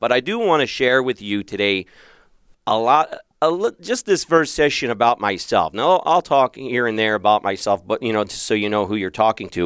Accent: Philadelphia, Pennsylvania, United States; now in Arizona, United States; I grew up in Philadelphia

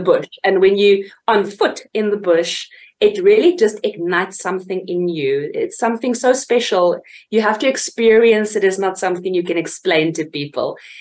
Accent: Fort Beaufort, Eastern Cape, South Africa; it literally started in a small little town called Fort Beaufort in the Eastern Cape, uh, where I was raised.

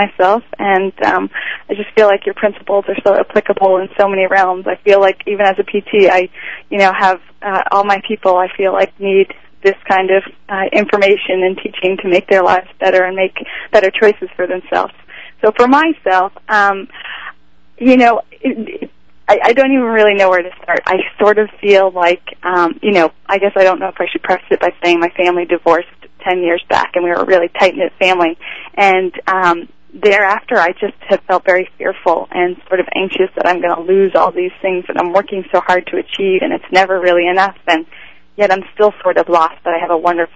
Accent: Boston, Massachusetts, United States; I'm from Boston, Massachusetts

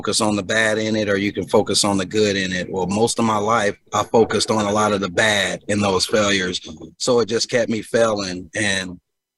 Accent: Omaha, Nebraska, United States; born or raised there; also born or lived in Chicago, Illinois

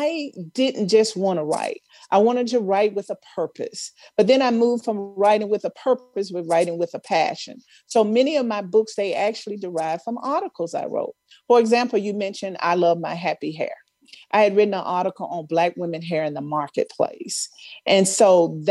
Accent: Mound Bayou, Mississippi, United States; moved away; I grew up in Mount Bayou, Mississippi, which is a historically Black town

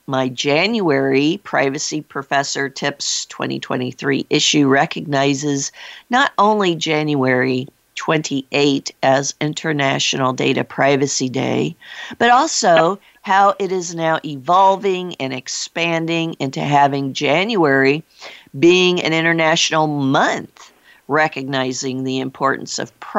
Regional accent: Iowa, United States; my home state of Iowa

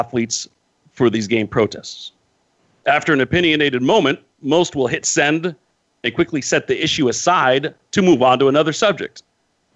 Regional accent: Modesto, California, United States; I live in the United States, born and raised here

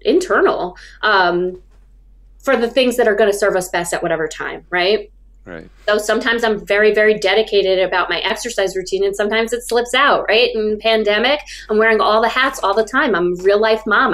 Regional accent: about 90 miles north of New York City, United States; I was raised about 90 miles north of New York City

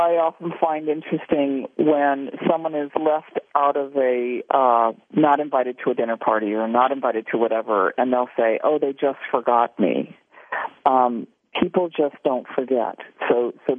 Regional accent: Southern California, United States; I'm from Southern California

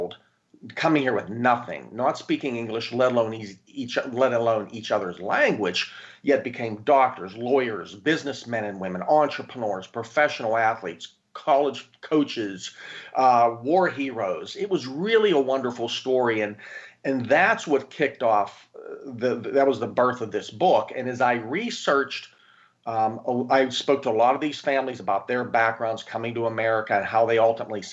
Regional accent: Pittsburgh, Pennsylvania, United States; now in Tampa, United States; I'm originally from Pittsburgh, Pennsylvania

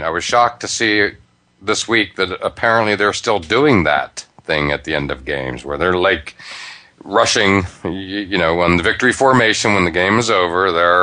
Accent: near Penn State, Pennsylvania, United States; I grew up near Penn State

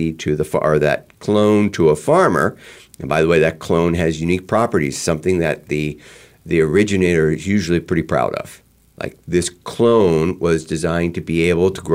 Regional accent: East Coast, United States; I grew up on the East Coast

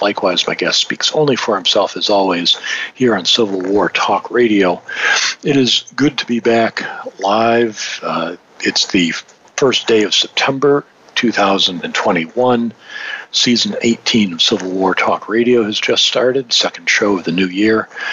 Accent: Detroit, Michigan, United States; I was born and raised in the Detroit area

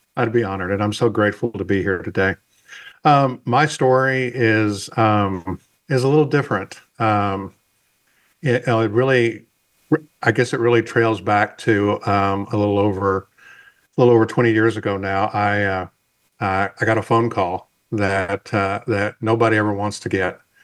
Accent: the South, United States; I'm from the South

